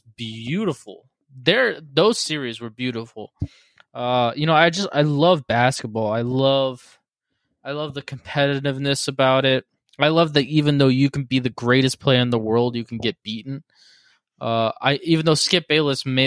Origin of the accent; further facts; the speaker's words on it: Cleveland, Ohio, United States; we're both from Cleveland.